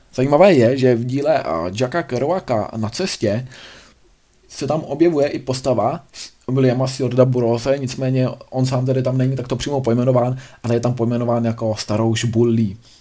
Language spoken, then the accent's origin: Czech; Czechia; u nás v Čechách